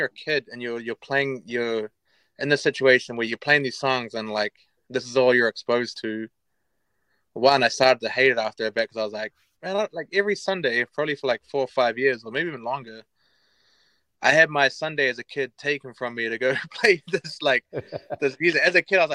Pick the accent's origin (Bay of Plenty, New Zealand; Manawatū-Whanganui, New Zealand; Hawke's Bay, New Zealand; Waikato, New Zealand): Manawatū-Whanganui, New Zealand; Palmerston North; also born or lived in Feilding; now in Auckland, New Zealand; We're from Palmy